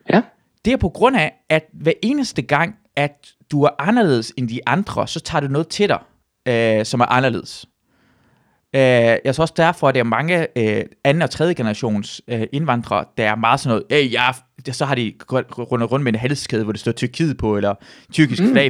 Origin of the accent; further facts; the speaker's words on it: Southern Denmark, Denmark; jeg kommer jo fra Sønderjylland